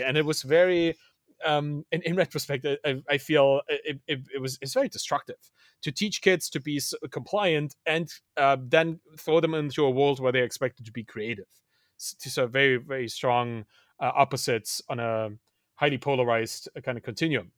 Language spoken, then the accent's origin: English; Dresden, Saxony, Germany; moved away; I grew up in East Germany. I was, was born in the, in the East, a, a country that doesn't exist anymore